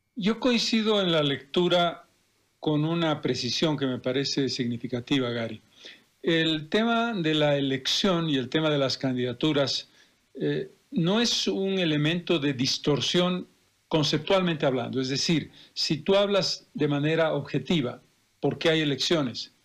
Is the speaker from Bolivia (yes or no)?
yes; Bolivia; como bolivianos